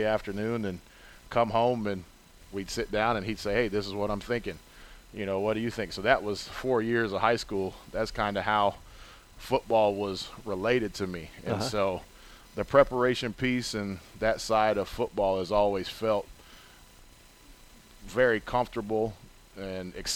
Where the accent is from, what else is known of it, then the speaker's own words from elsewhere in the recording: Gainesville, Florida, United States; moved away as an adult; also born or lived in Chicago; I'm from Gainesville, Florida, and I went to the University of Florida, played college football there